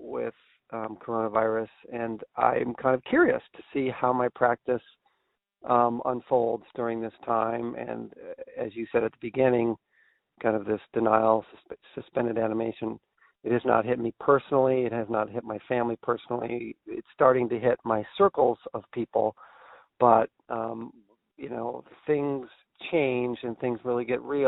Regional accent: Brunswick, Maine, United States; my hometown of Brunswick, Maine

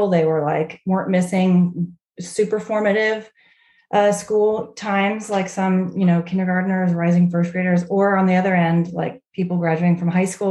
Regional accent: Fort Worth, Texas, United States; also born or lived in Charleston, South Carolina; now in Charlottesville, United States; I grew up in Fort Worth, Texas

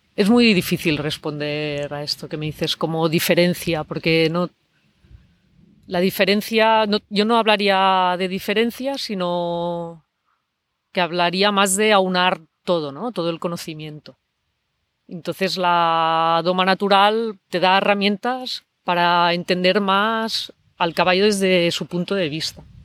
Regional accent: Barcelona, Catalonia, Spain; yo soy de Barcelona

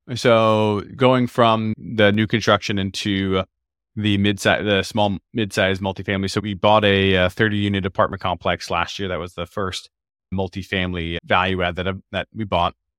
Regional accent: Florida, United States; now in Seattle, United States; I grew up in Florida on the East Coast

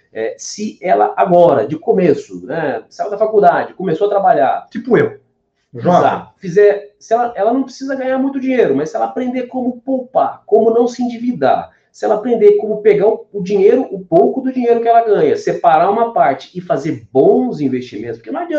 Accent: Minas Gerais, Brazil; born there; eu vim lá, nasci em Minas Gerais, uma cidadezinha de 60 mil habitantes, pequenininha

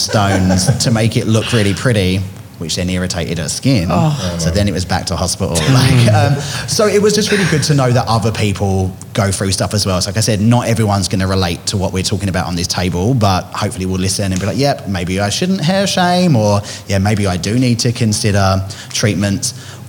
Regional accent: England, United Kingdom; growing up in England might be different

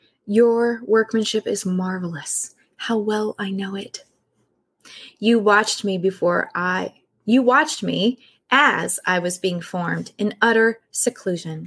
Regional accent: California, United States; I'm from California and staying with my grandmother in the house next to Mary's

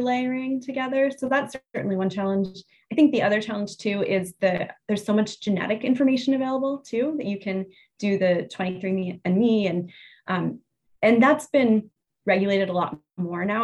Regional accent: Pennsylvania, United States; now in New Jersey, United States; I grew up in Pennsylvania, where Jersey is considered the armpit of the United States. So to say that I now oh. live in New Jersey

